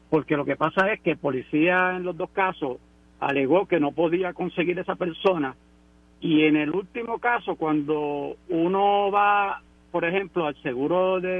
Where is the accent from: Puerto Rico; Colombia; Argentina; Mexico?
Puerto Rico; Aguas Buenas; De Aguas Buenas.